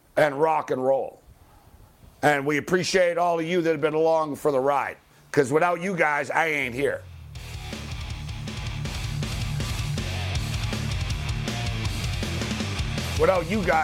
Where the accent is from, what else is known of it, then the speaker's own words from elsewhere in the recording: Montreal, Quebec, Canada; I'm from Montreal